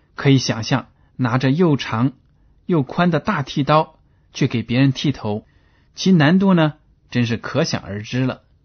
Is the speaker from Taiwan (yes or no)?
no; China; 我们中国人大多数呢，都习惯用筷子吃饭